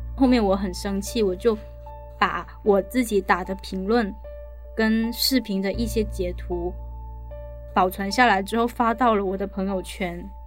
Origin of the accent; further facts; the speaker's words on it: Guangdong, China; accent: Chaoshan dialect; now in Guangzhou, China; 我是在广州的潮汕人，我现在的正职是中医康复治疗师，现在也兼职做一下视频博主